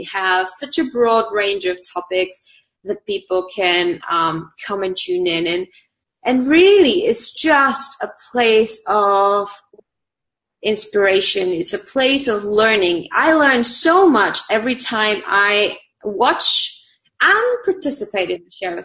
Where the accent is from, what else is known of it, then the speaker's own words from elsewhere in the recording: Bulgaria; English is a second language; moved away; I'm from Bulgaria